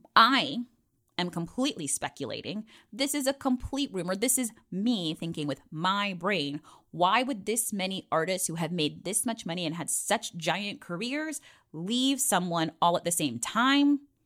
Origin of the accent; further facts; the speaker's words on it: Virginia, United States; from the seven five seven, my hometown